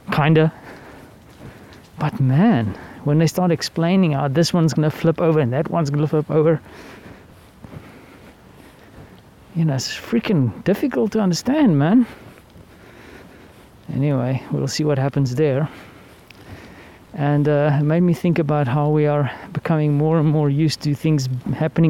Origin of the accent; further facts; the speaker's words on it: South Africa; As a South African